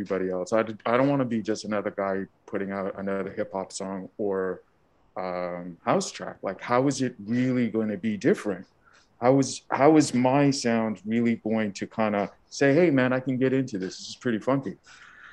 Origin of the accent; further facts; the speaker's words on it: Montreal, Quebec, Canada; I grew up in Montreal, Canada